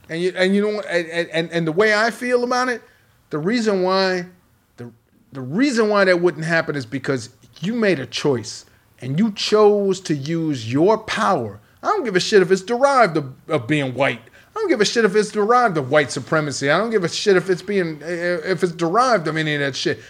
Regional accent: Chicago, Illinois, United States; I'm from Chicago

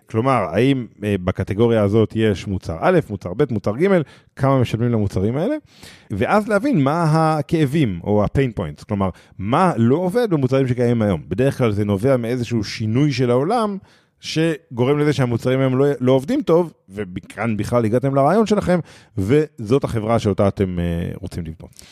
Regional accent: Israel; אנחנו אה, כישראלים

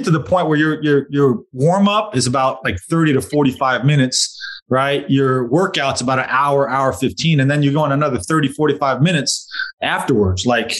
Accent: United States; I'm American. I'm in Spain.

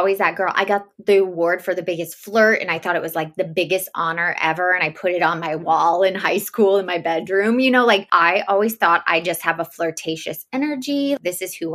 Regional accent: the South, United States; now in Los Angeles, United States; I was raised in the South

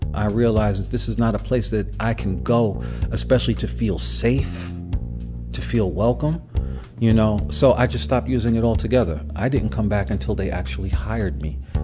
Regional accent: New York City, New York, United States; growing up in Brooklyn, but I grew up during the crack era

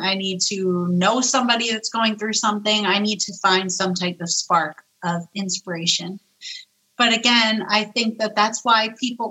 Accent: New York, United States; I'm Italian. I'm a New Yorker.

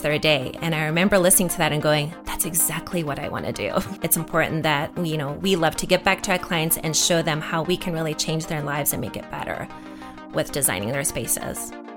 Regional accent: South Africa; moved away; I'm actually from South Africa, so growing up in South Africa, there was not a lot of T V. And when I first immigrated

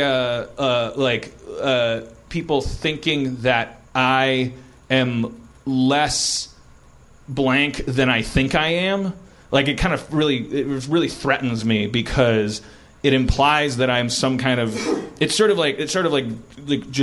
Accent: Wisconsin, United States; moved away; I'm from Wisconsin

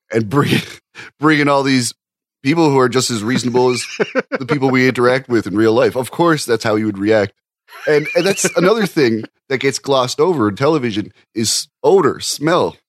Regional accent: Canada; I'm a Canadian

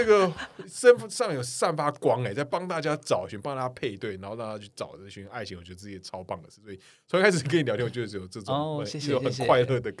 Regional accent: Kaohsiung, Taiwan; 因为我本身是高雄人

